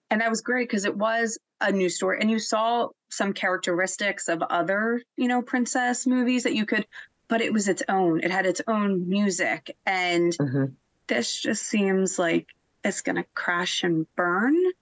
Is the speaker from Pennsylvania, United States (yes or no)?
yes; outside of Philadelphia, Pennsylvania, United States; I've grown up outside of Philadelphia